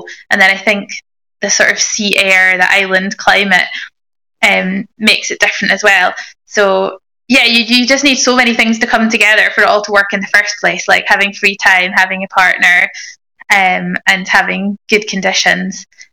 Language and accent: English; Inverness, Scotland, United Kingdom; I grew up in Inverness